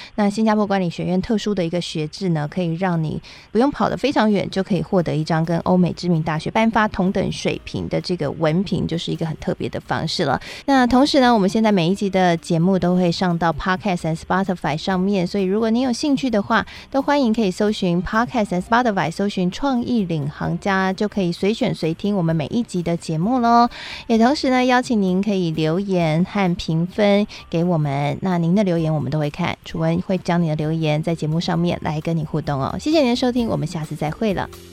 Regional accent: Taiwan; 台湾也是很小的，我们的人口也不多嘛

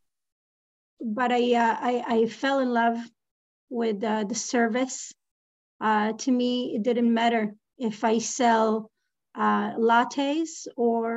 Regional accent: Israel; moved away as an adult; now in Canada; I left my country. I was born and raised in Israel.

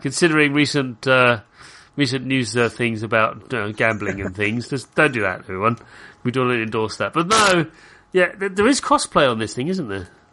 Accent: United Kingdom; I'm British.

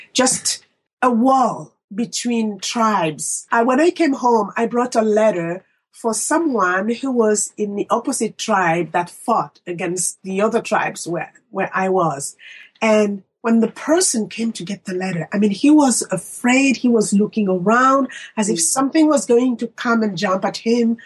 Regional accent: Republic of the Congo; moved away as an adult; now in United States; I'm from Congo Brazzaville.

